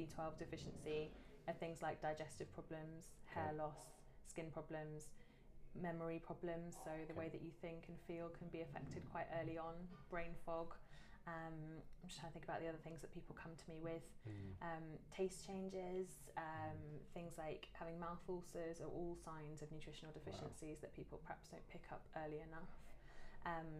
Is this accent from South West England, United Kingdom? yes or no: yes; Devon, South West England, United Kingdom; I grew up in Devon